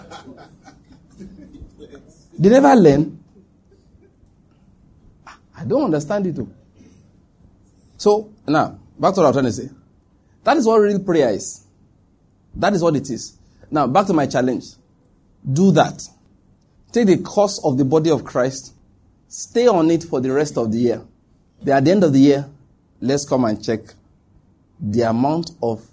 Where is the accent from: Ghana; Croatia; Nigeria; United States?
Nigeria; Ondo; moved away; also born or lived in Lagos; I'm from Ondo State